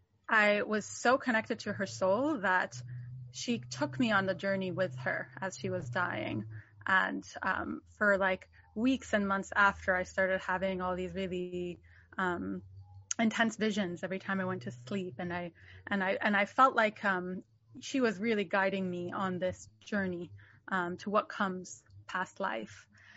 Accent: Jerusalem, Jerusalem District, Israel; born there; I was born in Jerusalem, and my family has been there for some generations.

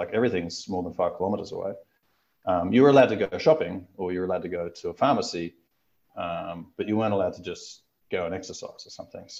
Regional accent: Australia; I'm from Australia

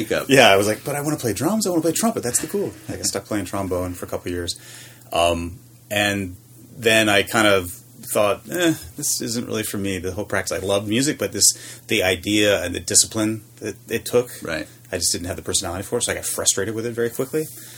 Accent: Maryland, United States; I grew up in Maryland.

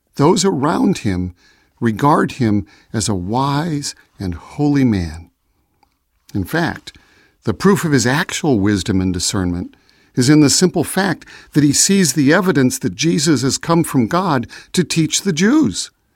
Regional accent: Chicago, Illinois, United States; I was born in Chicago

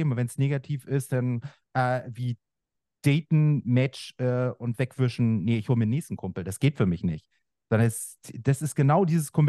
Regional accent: Mecklenburg-Vorpommern, Germany; Ich habe einmal in meiner Heimat äh, Fischland Dars, so, also das kennen äh, die einen oder anderen.

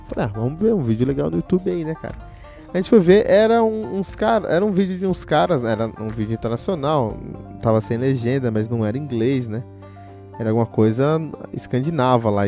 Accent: Cotia, São Paulo, Brazil; born or raised there

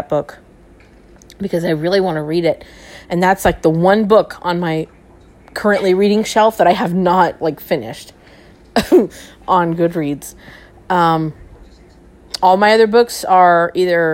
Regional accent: Ontario, California, United States; I'm from Ontario

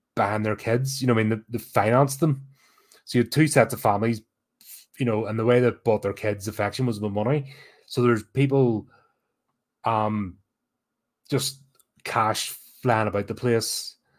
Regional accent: Belfast, Northern Ireland, United Kingdom; growing up in Belfast during the 80s

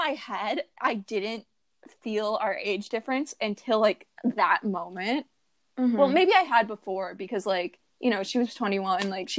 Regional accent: Ohio, United States; Yeah, right now we're all long-distance. I'm from Ohio, Han's from California

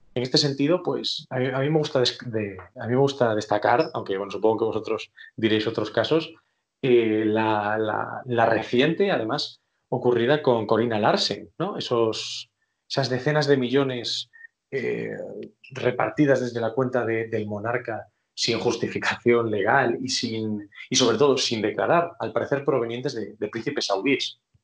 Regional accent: Spain

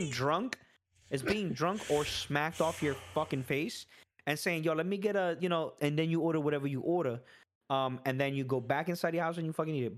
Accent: New York City, New York, United States; I was born in the Bronx

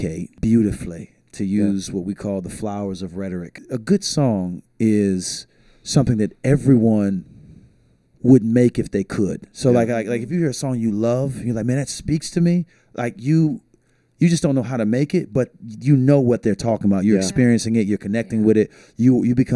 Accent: St. Petersburg, Florida, United States; now in Tampa, United States; I was born in St. Petersburg, Florida

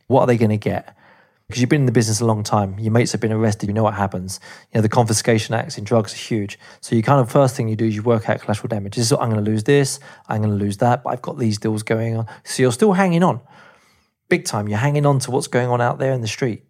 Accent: England, United Kingdom; moved away; as an Englishman in Argentina

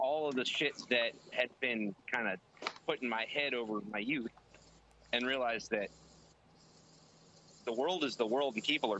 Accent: Maryland, United States; also born or lived in Illinois / West Virginia / North Carolina / Washington; now in Virginia, United States; I'm from Maryland originally. I've lived in Maryland, Illinois, West Virginia, Virginia, North Carolina, and Washington.

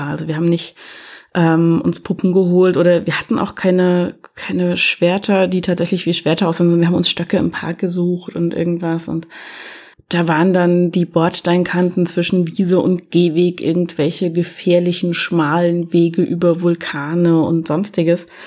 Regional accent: East Germany, Germany; ich komme ja aus der DDR, wir hatten ja nichts, ne?

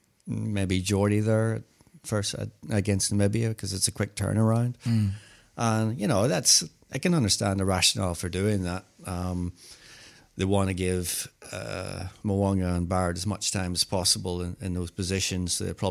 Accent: Christchurch, Canterbury, New Zealand; born there; moved away; Actually, I was born in Christchurch.

